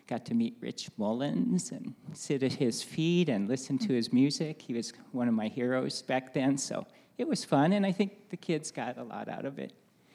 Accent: Costa Rica; also born or lived in Navajo Nation, United States; Spent time growing up in Costa Rica, my wife in Japan a little bit, and we spent 10 years on the Navajo Nation raising our kids there.

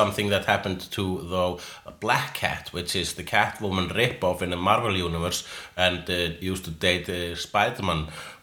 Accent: Iceland; I'm Icelandic

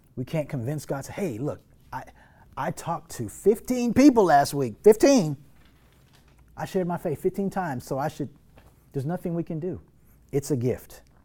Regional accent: North Texas, United States; growing up in North Texas, living in North Texas

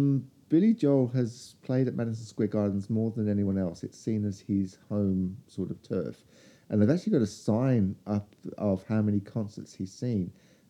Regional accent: Australia; and I told them I was from Australia.

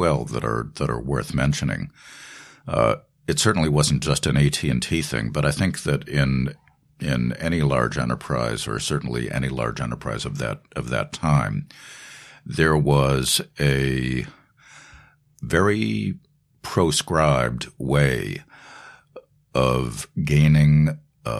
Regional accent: Boston, Massachusetts, United States; moved away as an adult; now in New York, United States; growing up in Boston, not New York, Los Angeles, or Nashville or London

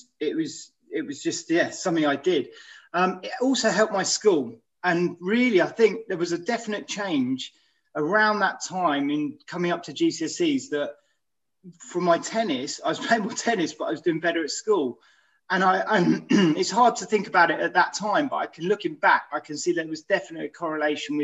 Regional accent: Aylesbury, South East England, United Kingdom; I grew up in Aylesbury

